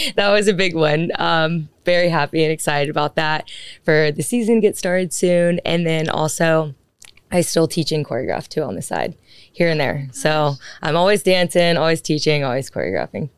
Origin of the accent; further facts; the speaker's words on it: Birmingham, Alabama, United States; moved away as an adult; now in Dallas, United States; I'm originally from Birmingham, Alabama